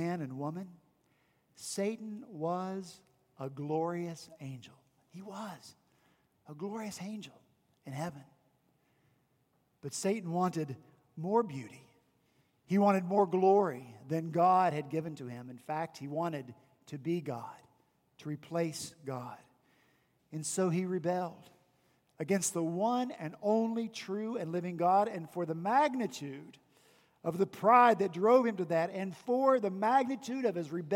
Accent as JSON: {"language": "English", "region": "West Virginia", "country": "United States", "tie": "born or raised there", "moved": "yes", "lives_now": "Charleston, United States", "said": "my hometown was Confederate, even though I'm from West Virginia."}